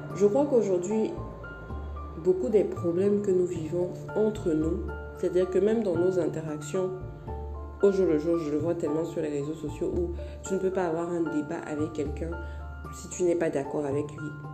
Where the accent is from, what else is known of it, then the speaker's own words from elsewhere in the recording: Cameroon; je suis camerounaise